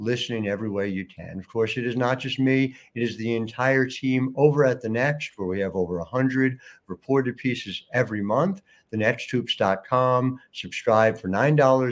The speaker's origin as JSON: {"language": "English", "town": "Cherry Hill", "region": "New Jersey", "country": "United States", "tie": "born or raised there", "said": "I grew up in Cherry Hill, which is where the show comes from now"}